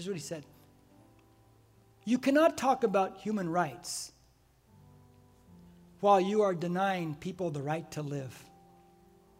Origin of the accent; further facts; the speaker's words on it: United States; I'm an American.